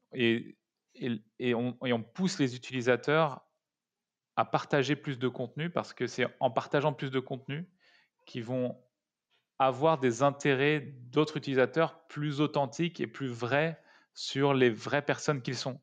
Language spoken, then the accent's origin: French; Paris suburbs, Île-de-France, France; also born or lived in Grenoble; Je viens de banlieue parisienne. Je suis né à Grenoble.